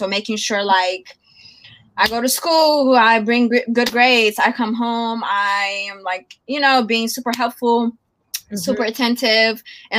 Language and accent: English; Oakland, California, United States; I'm from the Bay. Oakland. I mean, you feel me? Oakland.